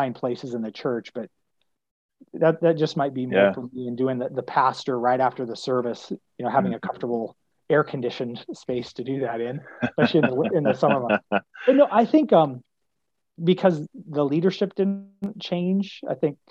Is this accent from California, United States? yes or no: no; Spokane, Washington, United States; also born or lived in West Michigan; now in Phoenix, United States; living in Phoenix compared to growing up in Spokane or living in West Michigan